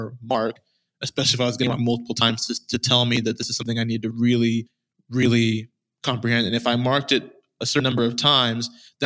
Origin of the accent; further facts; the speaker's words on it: Austin, Texas, United States; I was born and raised in Austin, Texas